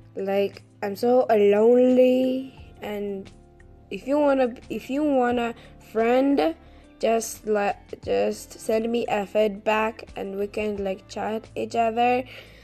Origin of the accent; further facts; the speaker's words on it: Mongolia; English is a second language; I'm from a Mongolian. I'm from Mongolia, and I'm 13 years old